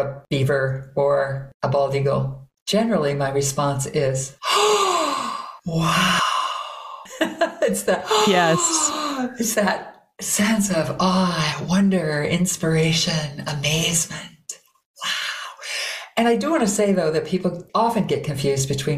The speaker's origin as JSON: {"language": "English", "region": "Minnesota", "country": "United States", "said": "I am from Minnesota"}